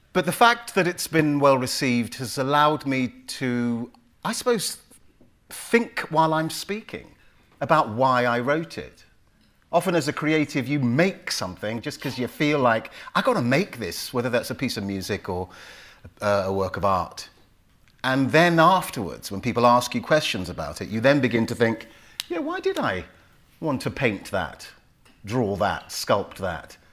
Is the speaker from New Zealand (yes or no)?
no; London, United Kingdom; also born or lived in Willesden Green, London; Park Royal, I would say. It sounds posh but it's basically where the biscuit factory is in, in northwest London